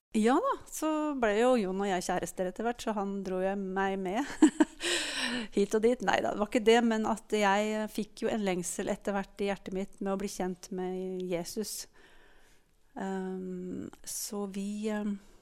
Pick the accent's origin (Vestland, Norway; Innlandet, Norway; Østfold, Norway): Innlandet, Norway; Gjøvik; also born or lived in Eina; jeg er født på Gjøvik sykehus. Og hadde mine første leveår på Eina, faktisk.